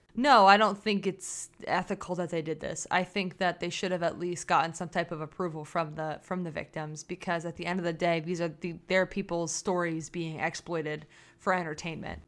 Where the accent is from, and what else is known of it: United States